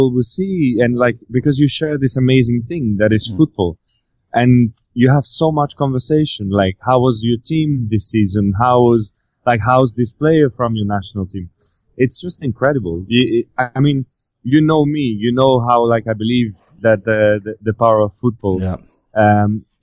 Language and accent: English; France; moved away; also born or lived in Brazil; my home country